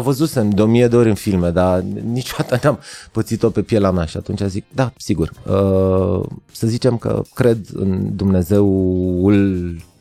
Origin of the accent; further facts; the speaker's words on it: Arad, Arad County, Romania; am crescut la Arad